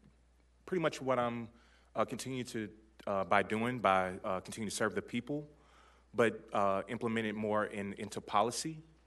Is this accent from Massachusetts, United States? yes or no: no; Louisville, Kentucky, United States; I am from Louisville, born and raised, and I live in District 6.